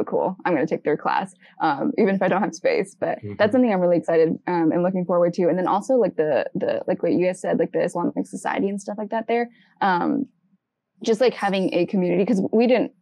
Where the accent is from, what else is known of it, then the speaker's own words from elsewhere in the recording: Texas, United States; also born or lived in Canada / California / Michigan; I was born in Texas and then we spent a couple years up north